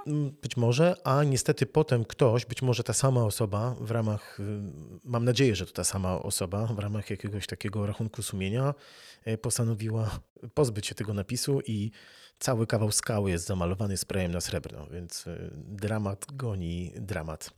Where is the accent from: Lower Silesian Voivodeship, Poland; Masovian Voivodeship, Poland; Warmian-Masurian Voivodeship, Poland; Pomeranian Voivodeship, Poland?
Lower Silesian Voivodeship, Poland; Wrocław; moved away as an adult; also born or lived in Gdańsk; Ja się urodziłem na Dolnym Śląsku, urodziłem się w Wrocławiu, dużo mieszkałem